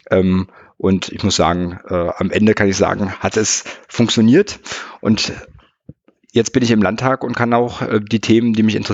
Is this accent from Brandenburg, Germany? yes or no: yes; Potsdam, Brandenburg, Germany; nach der Bundeswehrzeit wieder zurück in meinen Heimatort nach ähm, äh, Potsdam